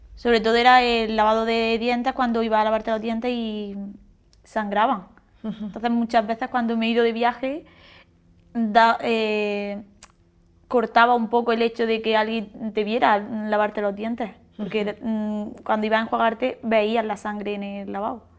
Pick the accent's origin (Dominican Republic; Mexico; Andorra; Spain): Spain; Santa Fe, Andalusia; soy de Granada, de Santa Fe